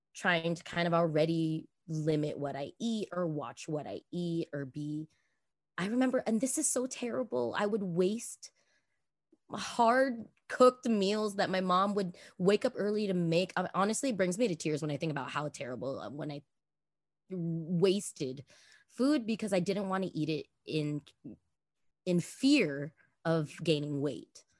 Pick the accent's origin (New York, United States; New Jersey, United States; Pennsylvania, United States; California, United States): California, United States; Los Angeles; I grew up obviously in Los Angeles